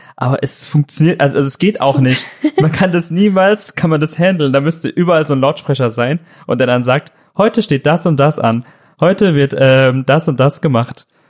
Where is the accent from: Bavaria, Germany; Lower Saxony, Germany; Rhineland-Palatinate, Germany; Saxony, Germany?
Rhineland-Palatinate, Germany; Weisenheim am Sand; moved away as an adult; also born or lived in Mannheim; Ich bin aus der Pfalz